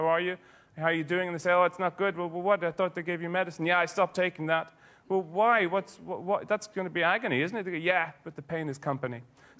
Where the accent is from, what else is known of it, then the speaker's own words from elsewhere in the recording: Ireland; You know, growing up in Ireland, it's a Catholic country, so everybody wears their emotions, you know, outside.